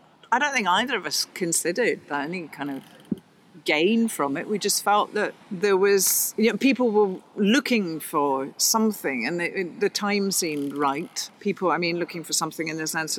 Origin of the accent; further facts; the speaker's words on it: Glasgow, Scotland, United Kingdom; also born or lived in Spain; now in Oxford, United Kingdom; I'm from Glasgow originally